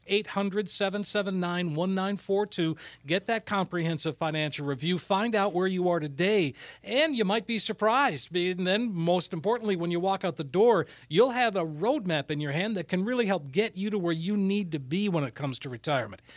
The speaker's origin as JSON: {"language": "English", "region": "Minnesota", "country": "United States", "said": "I'm from Minnesota"}